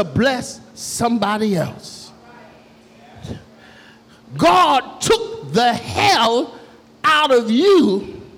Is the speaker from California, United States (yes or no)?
no; New York City, New York, United States; I was born in Jamaica, Queens, New York, in the south side of Queens, where all of the drug dealers and gangbangers and all of the stuff was going on, I had a mother and a father that loved Jesus